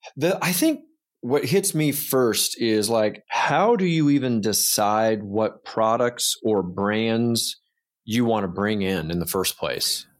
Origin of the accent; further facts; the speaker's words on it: Georgia, United States; I'm from Georgia